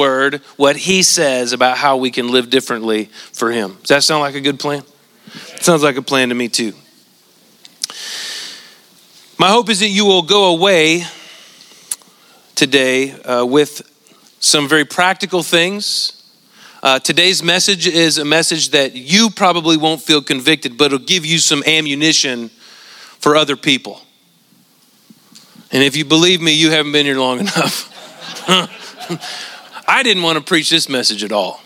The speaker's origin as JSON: {"language": "English", "region": "Central Valley of California", "country": "United States", "tie": "born or raised there", "moved": "yes", "said": "Where I grew up in the Central Valley of California"}